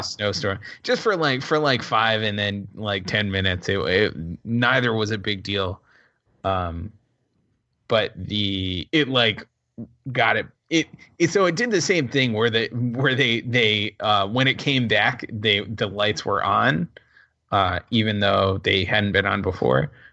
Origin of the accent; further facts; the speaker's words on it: Rhode Island, United States; I'm from Rhode Island